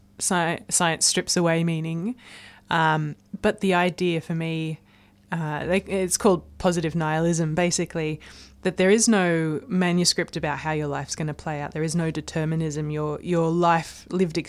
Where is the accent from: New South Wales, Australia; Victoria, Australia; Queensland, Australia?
New South Wales, Australia; Blue Mountains, near Sydney; I grew up in the Blue Mountains, which is near Sydney